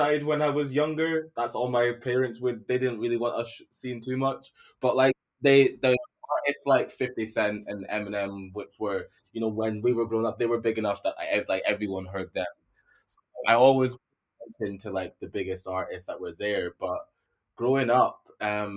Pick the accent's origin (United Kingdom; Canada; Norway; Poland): United Kingdom; Aberdeen, Scotland; I was born in Scotland. My parents got over here